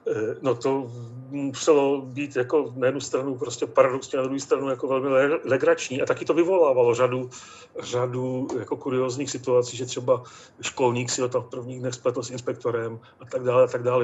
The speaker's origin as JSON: {"language": "Czech", "area": "Bohemian-Moravian Highlands", "region": "Vysočina Region", "country": "Czechia", "tie": "born or raised there", "said": "já pocházím z té krajiny, z Českomoravské Vysočiny, přesně z té části Vysočiny, kde Josef Toufar za války po válce působil."}